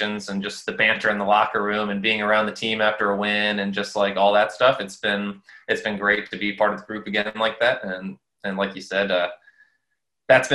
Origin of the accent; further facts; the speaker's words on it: St. Louis, Missouri, United States; I played for Scott Gallagher growing up in St. Louis.